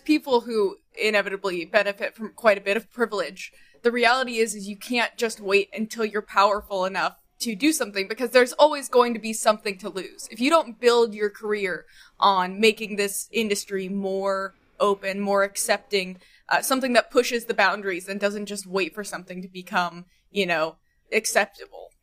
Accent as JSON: {"language": "English", "town": "Nashville", "region": "Tennessee", "country": "United States", "tie": "born or raised there", "said": "I grew up in Nashville"}